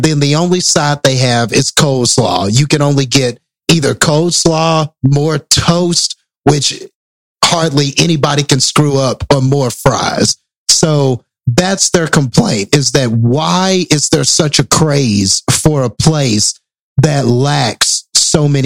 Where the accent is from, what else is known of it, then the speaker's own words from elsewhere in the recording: Midland, United States; my hometown in Midland